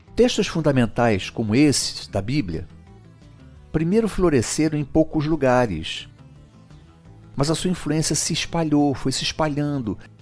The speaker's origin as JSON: {"language": "Portuguese", "country": "Brazil", "said": "a nossa história de brasileiros"}